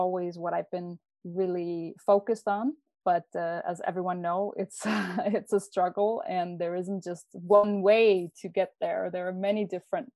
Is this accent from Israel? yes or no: no; Denmark; moved away as an adult; also born or lived in New York, United States; now in Barcelona, Spain; So I am from Denmark. I'm Danish.